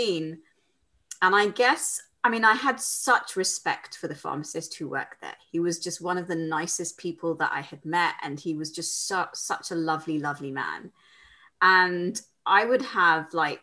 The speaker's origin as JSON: {"language": "English", "region": "London", "country": "United Kingdom", "tie": "born or raised there", "said": "I live in London. I was born and brought up in London"}